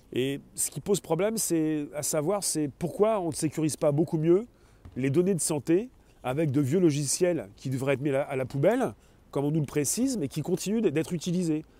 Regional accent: France; nous sommes des Français

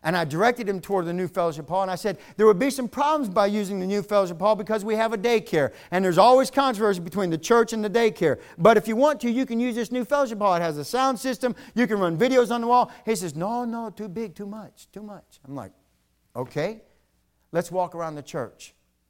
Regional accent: Virginia, United States; now in North Carolina, United States; I'm from Virginia. When I first moved down here to North Carolina, when I was stationed at Fort Bragg

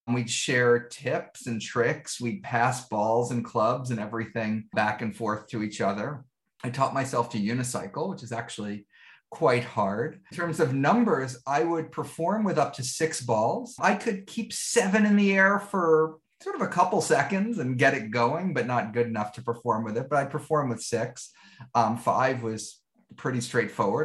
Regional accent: New York City, New York, United States; I grew up in Greenwich Village in New York City

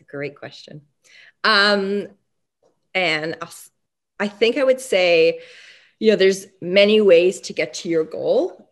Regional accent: Canada; also born or lived in Montreal; I was born and raised in Canada.

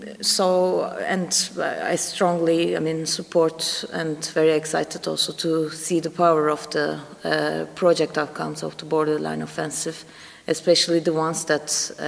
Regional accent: Istanbul, Turkey; moved away as an adult; now in Germany; I recently migrated to Germany. I'm originally from Istanbul.

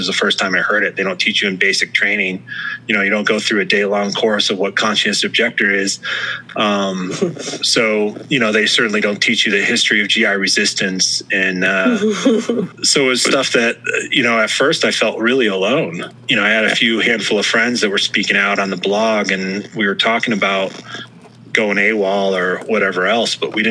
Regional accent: United States

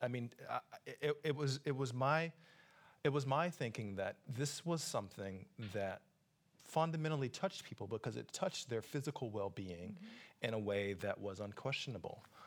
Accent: Atlanta, Georgia, United States; also born or lived in Brooklyn, New York; now in New York, United States; my hometown is Atlanta, Georgia

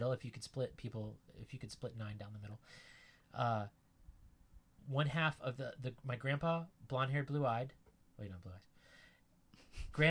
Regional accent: Virginia, United States; also born or lived in Sunnyside, Queens, New York City; now in New York City, United States; I grew up in Virginia

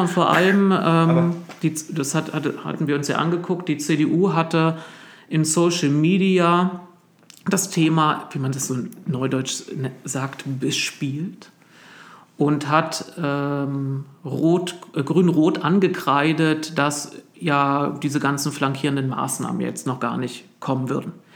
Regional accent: East Germany, Germany; moved away; als Ostdeutscher

